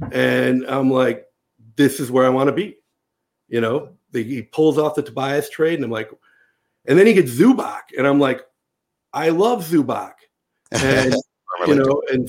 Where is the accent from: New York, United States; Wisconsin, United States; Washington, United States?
Wisconsin, United States; now in Los Angeles, United States; So, I grew up in Wisconsin and I wasn't supposed to be a Lakers fan.